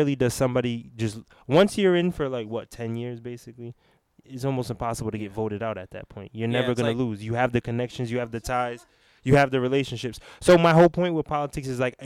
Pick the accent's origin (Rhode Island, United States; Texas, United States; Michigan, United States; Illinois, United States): Rhode Island, United States; the state we're from Rhode Island